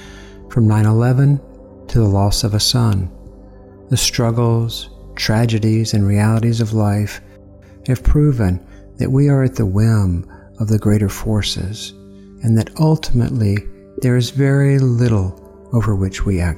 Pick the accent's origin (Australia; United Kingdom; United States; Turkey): United States; Columbus, Georgia; I grew up Southern Baptist in Columbus, Georgia.